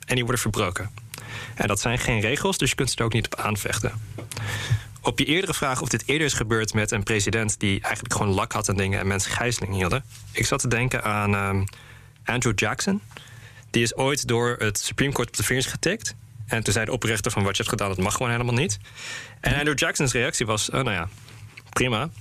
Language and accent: Dutch; Netherlands; ook als Nederlanders